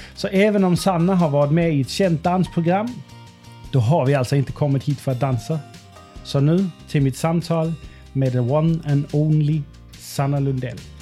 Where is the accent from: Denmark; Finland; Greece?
Denmark; now in Sweden; jag kommer från Danmark